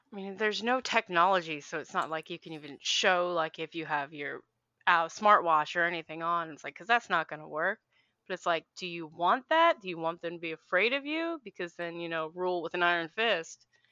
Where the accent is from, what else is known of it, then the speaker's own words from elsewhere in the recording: Philadelphia, Pennsylvania, United States; moved away; I am from Philly originally